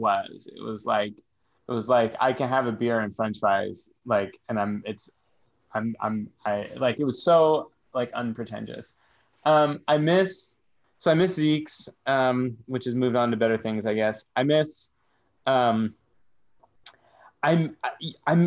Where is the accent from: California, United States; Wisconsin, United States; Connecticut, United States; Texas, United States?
California, United States; San Francisco; I grew up in Haight-Ashbury